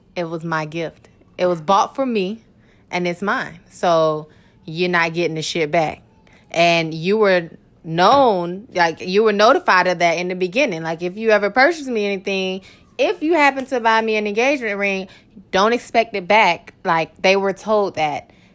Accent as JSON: {"language": "English", "town": "Orlando", "region": "Florida", "country": "United States", "tie": "born or raised there", "said": "Born and raised in Orlando, Florida"}